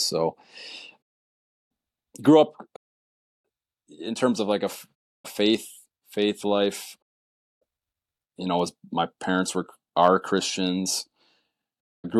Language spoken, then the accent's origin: English; Olivet, Michigan, United States; I'm from a little town called Olivet, Michigan, kind of southern Michigan there, rural town